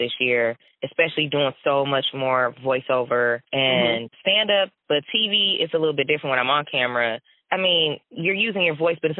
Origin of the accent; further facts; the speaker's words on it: Flint, Michigan, United States; I grew up in Flint, but I grew up very middle class.